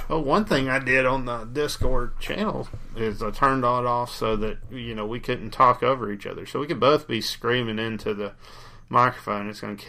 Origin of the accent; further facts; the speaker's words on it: United States; I'm an American.